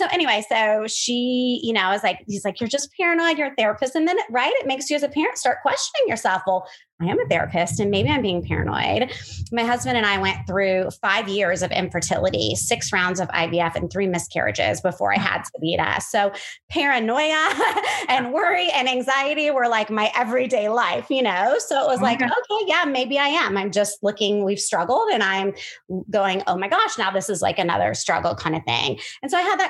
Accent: Moberly, Missouri, United States; moved away as an adult; now in Florida, United States; I'm actually originally from the Midwest, from a small town called Moberly, Missouri

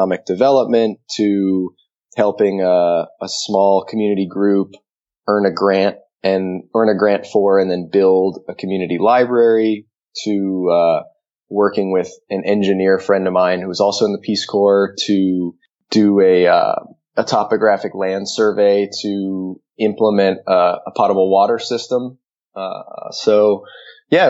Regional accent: Connecticut, United States; moved away as an adult; now in Nicaragua; I grew up on the East Coast in Connecticut

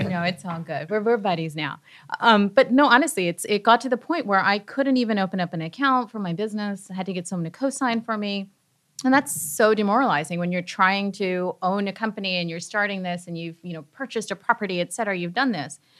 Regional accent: Canada; now in United States; I'm Canadian, and so we didn't have

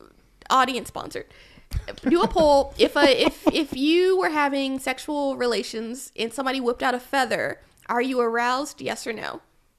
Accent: Virginia, United States; I'm from Virginia where we say draws.

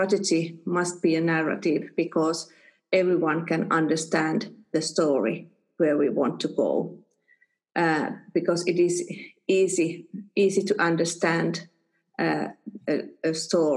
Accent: Espoo, Uusimaa, Finland; I was born and raised in Espoo and I have lived most of my life here in Espoo

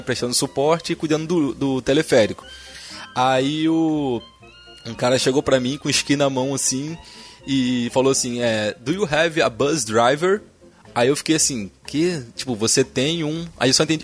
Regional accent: Rio de Janeiro, Brazil; also born or lived in Paracambi; sou do Rio, né, cara? Malandragem carioca

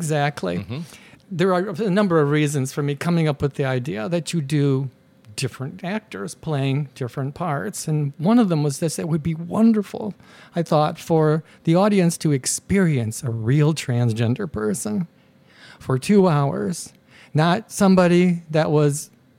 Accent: Germany; We're from Germany.

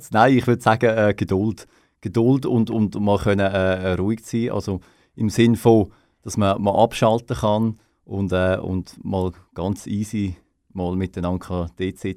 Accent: Switzerland; wir als Schweizer können uns da natürlich nicht loben. Wir haben einen der grössten CO2-Fußabdrücke.

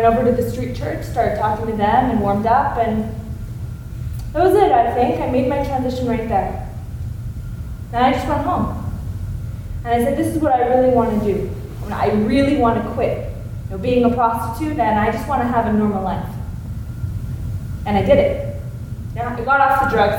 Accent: Winnipeg, Manitoba, Canada; moved away; I'm from Winnipeg, Manitoba.

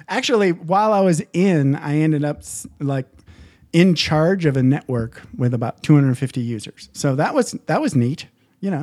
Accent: small town Michigan, United States; also born or lived in Southern California; now in Las Vegas, United States; I grew up in small town Michigan

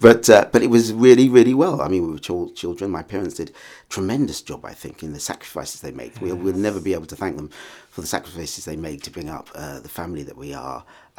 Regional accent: St Albans, East of England, United Kingdom; I was born in St Albans, actually. So oh, I was brought up here in just in this town. And I'm a child of a Caribbean family, and I'm the 11th child.

